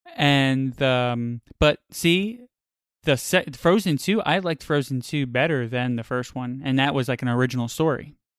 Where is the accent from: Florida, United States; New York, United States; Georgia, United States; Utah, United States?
New York, United States; I grew up in New York